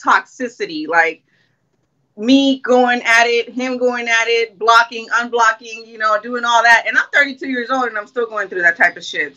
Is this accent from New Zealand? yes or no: no; Long Beach, California, United States; I'm from LBC, Long Beach, Cali